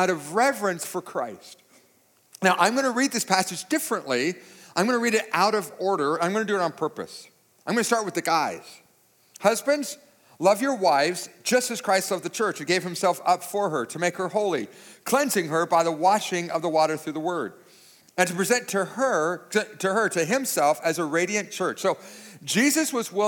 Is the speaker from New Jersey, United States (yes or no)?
no; San Diego, California, United States; moved away as an adult; also born or lived in Sturgis; the house I grew up in for $1,350 a month in 1990 in San Diego